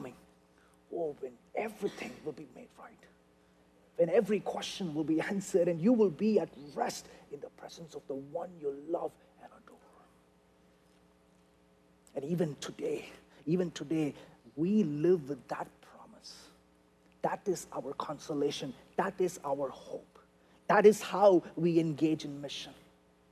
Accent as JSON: {"language": "English", "country": "India", "moved": "yes", "lives_now": "United States", "said": "I'm an Indian guy"}